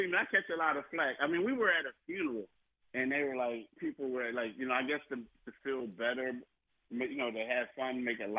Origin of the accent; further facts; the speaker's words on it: Philadelphia, Pennsylvania, United States; I did grow up in Philly